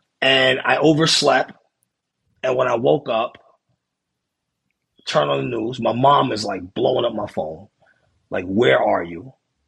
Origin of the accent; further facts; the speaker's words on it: New York City, New York, United States; I was born in Beekman Hospital.